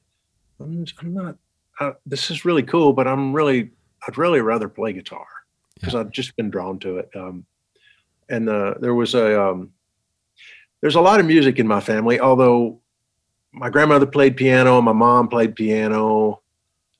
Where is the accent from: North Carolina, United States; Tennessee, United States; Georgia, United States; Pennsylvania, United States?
Tennessee, United States; Townsend; now in Nashville, United States; I grew up in East Tennessee, a little town called Townsend, Tennessee, up in the mountains.